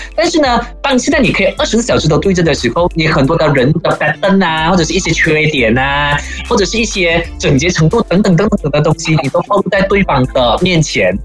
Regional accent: Malaysia; 我们马来西亚人

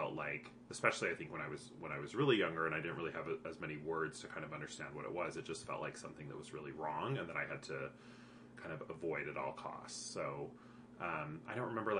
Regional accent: Provo, Utah, United States; I grew up in Provo

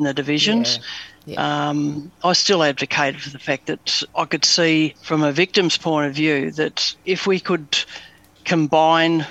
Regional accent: Melbourne, Victoria, Australia; I was born in East Bentley in Melbourne, and apart from a few address changes around the suburbs of Melbourne, lived most of my younger days in Macleod.

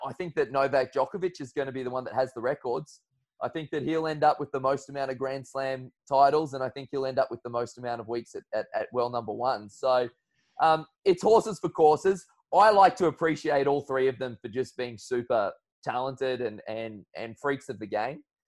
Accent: Brisbane, Queensland, Australia; I'm finding myself back home in Brisbane. So uh, still the best city going around. I'm a big Brisbaneite. I'm a big fan of being a Queenslander.

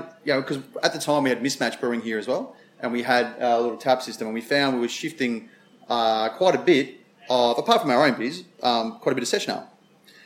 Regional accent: South Australia, Australia; Being South Australian

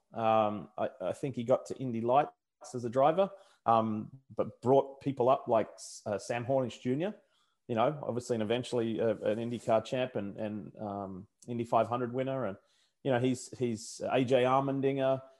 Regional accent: Brisbane, Queensland, Australia; accent: Australian; now in United States; I haven't lost my Australian accent after all these years

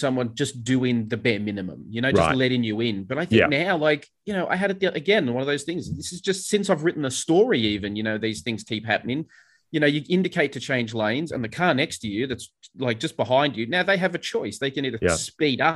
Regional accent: Sydney, New South Wales, Australia; moved away as an adult; now in Melbourne, Australia; I grew up in Sydney and moved to Melbourne, and, you know, so I learned to drive in Sydney

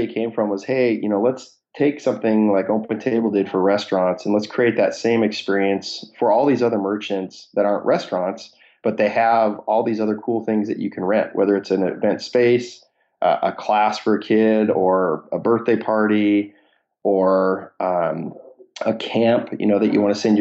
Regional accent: Seattle, Washington, United States; born and raised in Seattle area, had a good network of kind of angel investors here in Seattle.

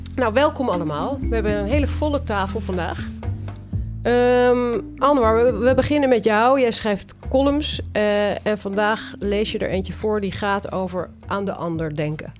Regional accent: Netherlands; wij Nederlanders

